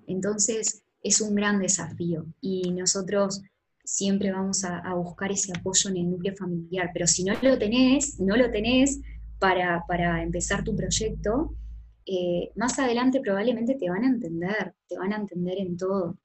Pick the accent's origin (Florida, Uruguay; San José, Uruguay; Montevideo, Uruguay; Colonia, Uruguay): Florida, Uruguay; moved away; llegar acá a, Uruguay y particularmente a Florida, que es el lugar donde, donde yo nací